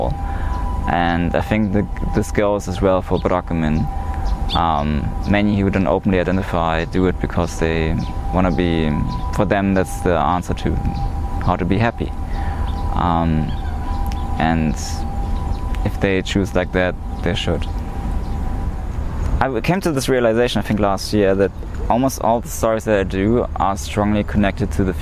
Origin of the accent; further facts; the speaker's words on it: East Germany, Germany; also born or lived in Tokyo, Japan / Hiroshima, Japan; in Germany, I'm somewhat of a minority because I was born in East Germany. I'm East German